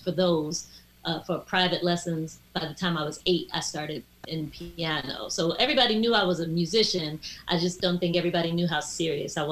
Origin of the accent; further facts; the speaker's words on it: Washington, District of Columbia, United States; moved away as an adult; also born or lived in New York City; my family, my mom moved down to DC fairly early, you know, so I was raised in DC, in and around DC